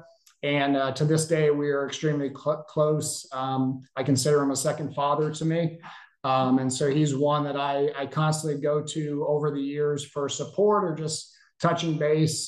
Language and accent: English; Bellows Falls, Vermont, United States; moved away; also born or lived in Georgia; I grew up in Bellows Falls, Vermont.